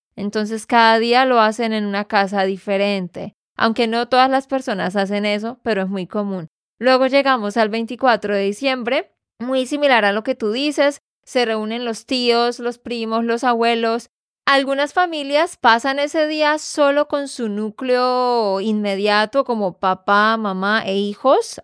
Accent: Santander, Colombia; de Santander, Colombia

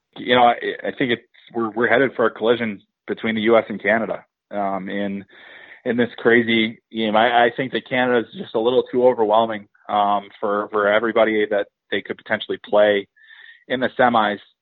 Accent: Midwest, United States; I'm from the Midwest.

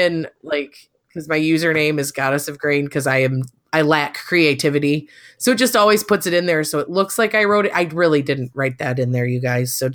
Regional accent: Edmore, Michigan, United States; I'm from Central Michigan. Edmore, Michigan is the exact town that I grew up in.

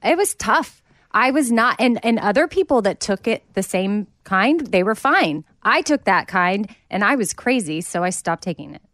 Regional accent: Austin, Texas, United States; I grew up in Austin

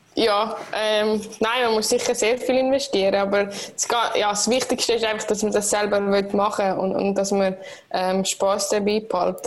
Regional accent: Switzerland; als Schweizerin

